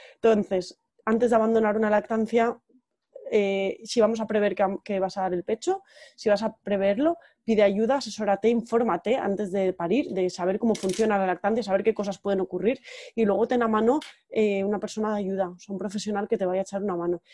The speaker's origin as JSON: {"language": "Spanish", "region": "Valencian Community", "country": "Spain", "also_born_or_lived": "Terrassa", "moved": "as an adult", "lives_now": "San Sebastián, Spain", "said": "soy valenciana, pero llevo ya unos años viviendo en Donosti desde 2012"}